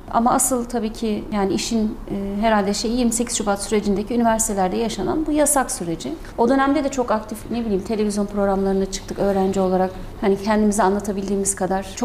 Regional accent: Konya, Turkey

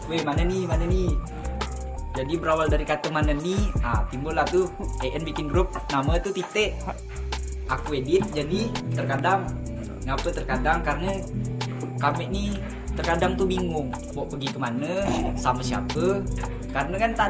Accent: Nanga Pinoh, West Kalimantan, Indonesia; now in Pontianak, Indonesia; aku dari Melawi ya tempatnya tuh di Nangapino di kota bukan di kampung

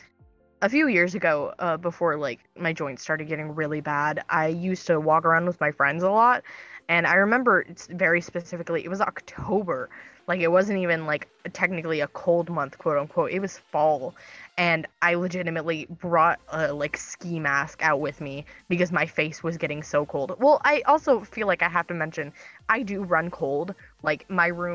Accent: United States; I'm American

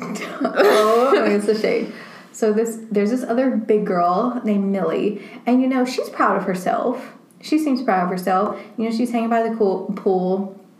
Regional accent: the South, United States; accent: southern; we're from the South

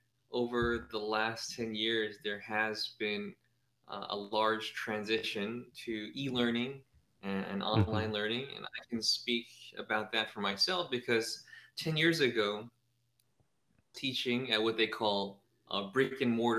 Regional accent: San Francisco, California, United States; moved away as an adult; also born or lived in San Jose; now in Thailand; I was born and raised in San Francisco

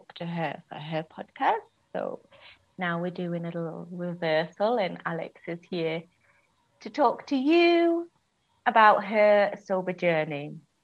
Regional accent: United Kingdom; now in Spain; this is me being typically British

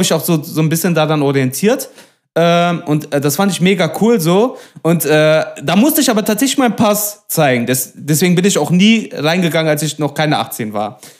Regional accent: Duisburg, North Rhine-Westphalia, Germany; ich komme aus Duisburg-Meidrich

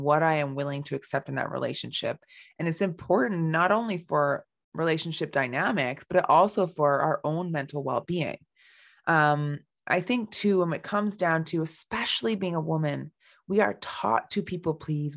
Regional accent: Canada; I am from Canada

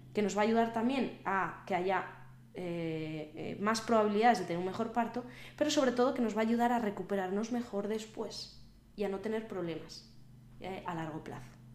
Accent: Valladolid, Castile and León, Spain; están siendo las fiestas de mi ciudad, yo soy de Valladolid

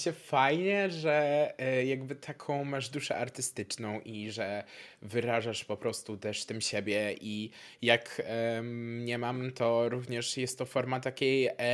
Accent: Poland; now in Gdańsk, Poland; W sensie ja też y, w ogóle pochodzę z małej wioski. Ja się przeprowadziłem teraz w kwietniu do Gdańska

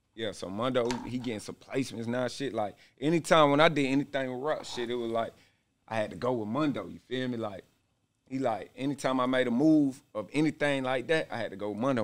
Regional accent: Stone Mountain, Georgia, United States; also born or lived in Conyers, Georgia / East Atlanta / Decatur, Georgia; I'm from Stone Mountain. That's where I was from probably about 13, something like that. 12

